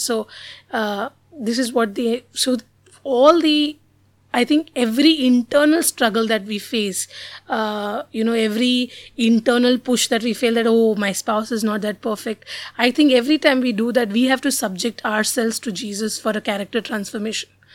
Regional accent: Mumbai, Maharashtra, India; I was born and brought up in Bombay

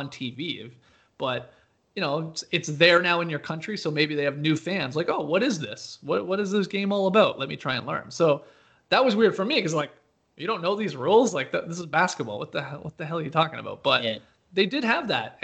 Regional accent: Canada; now in Atlanta, United States; I grew up in Canada

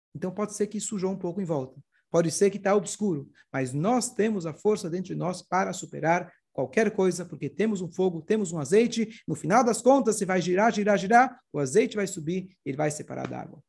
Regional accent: Brazil; also born or lived in Canada; Brasil, não sou israelense, não sou, sou Brasil

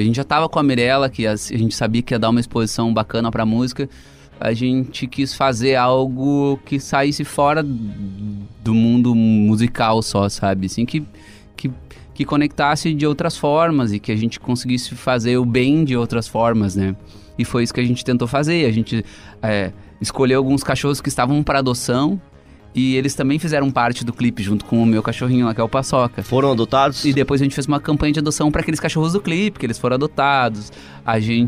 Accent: Cruz Alta, Rio Grande do Sul, Brazil; Eu sou de Cruz Alta, que também é tem a coxilha nativista, que eu ia desde criança.

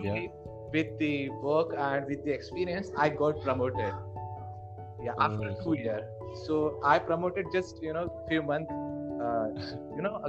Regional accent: Indore, Madhya Pradesh, India; I am from Indore

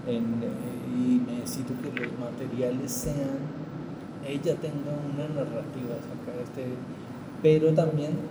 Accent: Popayán, Cauca, Colombia; moved away; also born or lived in Cali; Tengo una combinación de varias cosas porque pues, vengo de Popayán.

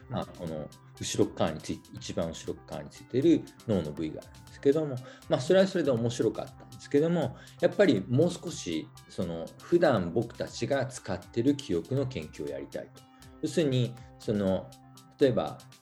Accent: Okayama, Japan; moved away as an adult; also born or lived in Hiroshima; now in Denmark; 僕、岡山出身で、えー、大学、広島に来まして

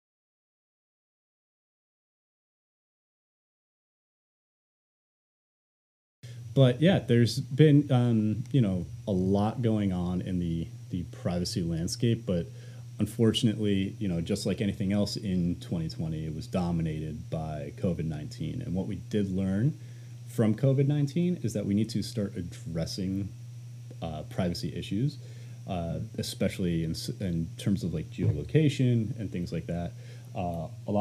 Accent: upstate New York, United States; moved away; I've been spending some time upstate to get away from the pandemic. And then I realized how small my hometown actually was

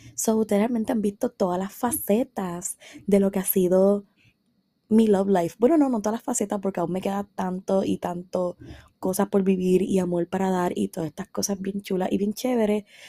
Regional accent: San Sebastián, Puerto Rico; yo soy de San Sebastián, vivo en San Sebastián

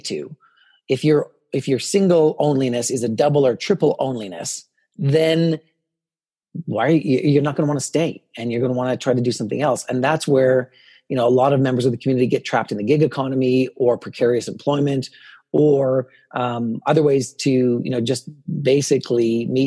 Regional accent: Morinville, Alberta, Canada; first language English; also born or lived in Edmonton; a conservative rural boy growing up in Morinville to come to the city

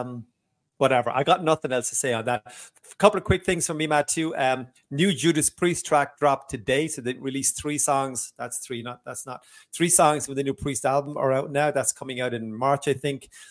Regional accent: Waterford, Munster, Ireland; in a small club in my hometown of Waterford, Ireland

